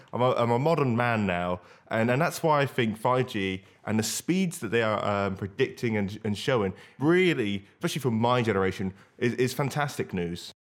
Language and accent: English; Banbury, South East England, United Kingdom; my hometown of Banbury